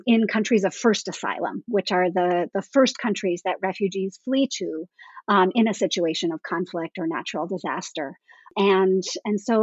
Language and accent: English; Canada; I grew up in Canada